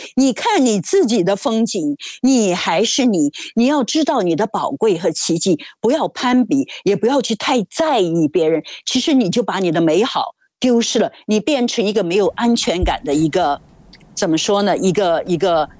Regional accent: China; moved away; also born or lived in Hollywood; 我在中国大陆长大

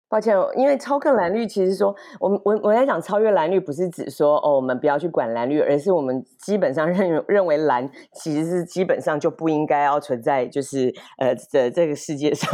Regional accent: Kaohsiung, Taiwan; 我是高雄人

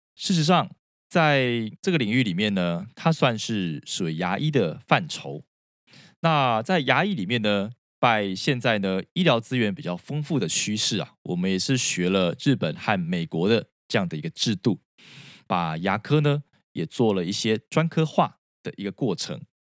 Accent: Taiwan; 其实我也是在台湾的传统教育长大的孩子

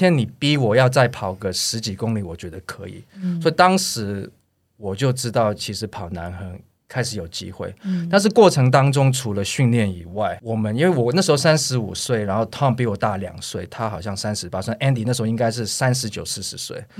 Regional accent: Taiwan; 我有时候觉得说，哎，我们亚洲人或者我们台湾人真的体能比较差一点嘛

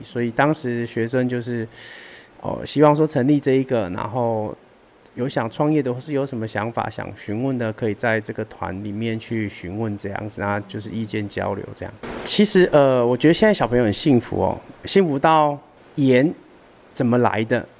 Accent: Taiwan; 毕竟这是我们属于台湾人的文化

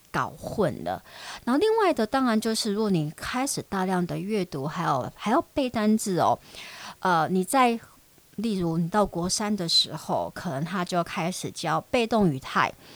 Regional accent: Taiwan; also born or lived in United States; 我们的台湾教英语的方式

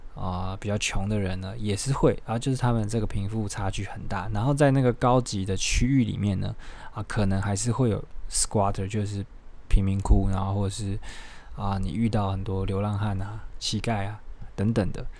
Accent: Taiwan; 我们台湾人

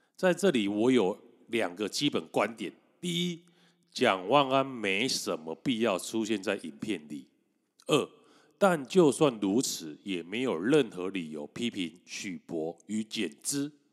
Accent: Taiwan; 我们台湾人

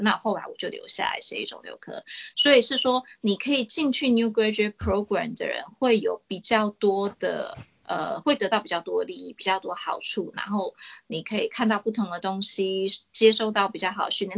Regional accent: Taiwan; moved away as an adult; now in Australia; 其实我在台湾说是最兴盛课，尤其是我在市疗座椅工也做了好一阵子，就是在当学生的时候

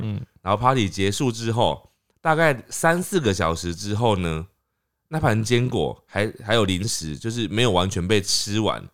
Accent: Taiwan; 我们台湾人去香港的时候

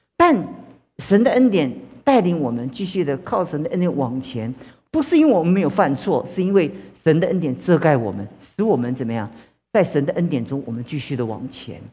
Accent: China; 其实我们中国在这这么多年的历史当中

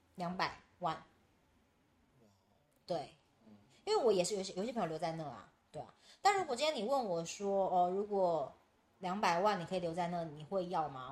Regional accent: Taiwan; 我们台湾人

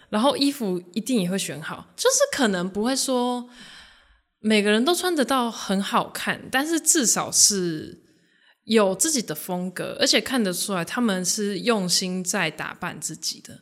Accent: Japan; moved away as an adult; now in Taiwan; 我本身是日本华侨，然后我十九岁之前都在日本出生长大，然后是大学才在台湾读书

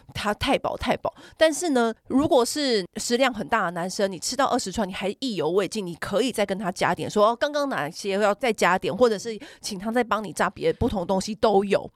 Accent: Taiwan; 我们小时候在台 北，或台湾吃章鱼烧

